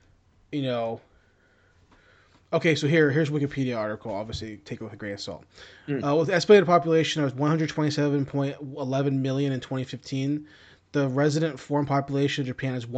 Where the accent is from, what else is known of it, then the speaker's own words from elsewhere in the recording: Philippines; I think I told you this before, but I'm Filipino, right?